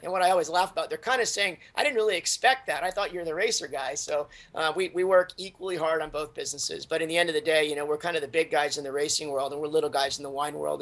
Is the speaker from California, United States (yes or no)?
yes; Southern California, United States; moved away as an adult; I grew up in Southern California as a Southern California car culture kid